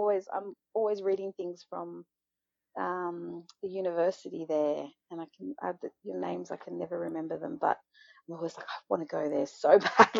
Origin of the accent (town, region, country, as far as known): Australia